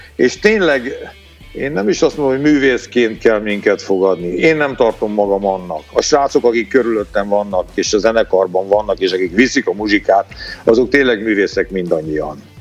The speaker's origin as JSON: {"language": "Hungarian", "country": "Hungary", "tie": "born or raised there", "said": "Én bolgár származású vagyok, bolgár a vérem. Apukám, anyukám, anyukám bulgár volt, de Magyarországon születtem, tehát magyar vagyok."}